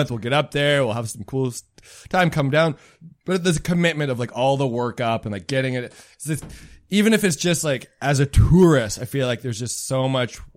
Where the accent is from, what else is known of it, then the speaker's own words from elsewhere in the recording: Winnipeg, Manitoba, Canada; moved away as an adult; now in Halifax, Canada; Inner city kid. It's good. Yeah, I was there till I was 20. Moved around a bunch. Now I'm in Halifax.